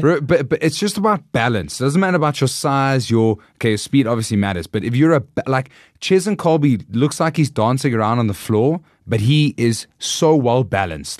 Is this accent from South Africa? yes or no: yes; South Africa; we're South African